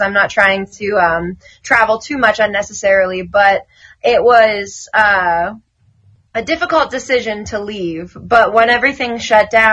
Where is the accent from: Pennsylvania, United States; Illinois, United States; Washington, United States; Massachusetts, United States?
Pennsylvania, United States; Pittsburgh; moved away as an adult; also born or lived in Brooklyn, New York; I had to relocate from Brooklyn to Pittsburgh, and now I'm in my hometown